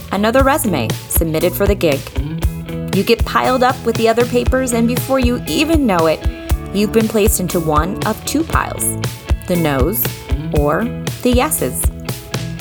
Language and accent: English; Washington, United States; we grew up in Washington State.